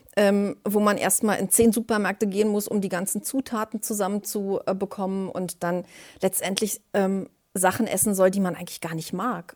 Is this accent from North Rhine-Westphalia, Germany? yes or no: no; Berlin, Germany; ich bin 56 Jahre alt, komme aus Berlin